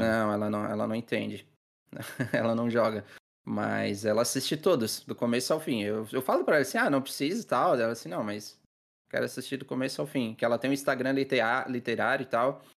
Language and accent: Portuguese; Criciúma, Santa Catarina, Brazil; now in Içara, Brazil; atualmente eu moro na cidade do Mel, na Santa Catarina, na Içara. Mas eu, eu sou de Criciúma